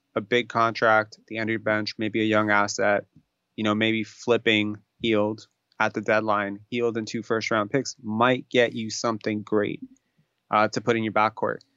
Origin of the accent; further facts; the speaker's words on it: New York, United States; I grew up in New York